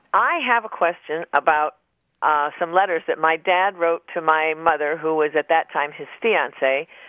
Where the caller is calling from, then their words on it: Norwich, Connecticut, United States; I'm calling from Norwich, Connecticut.